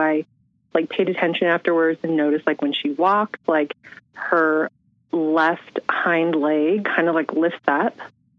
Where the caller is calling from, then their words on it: San Francisco, California, United States; I'm from San Francisco. Oh, my God. Perfect. I'm from San Francisco, California.